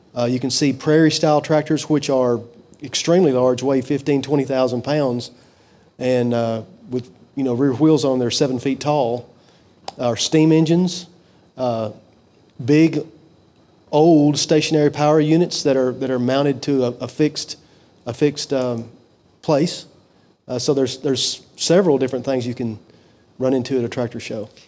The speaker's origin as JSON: {"language": "English", "town": "Fulton", "region": "Kentucky", "country": "United States", "tie": "born or raised there", "said": "I was born and raised in Fulton, Kentucky"}